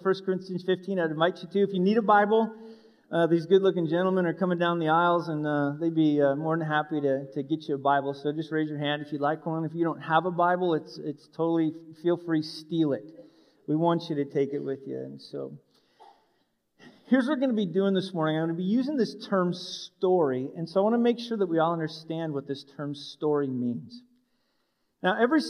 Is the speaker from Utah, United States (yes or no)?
no; Wyoming, United States; I was born and raised in Wyoming